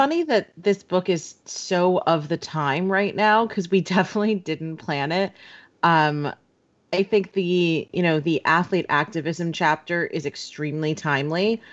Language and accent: English; New York, United States; growing up in, in New York and, and my hometown.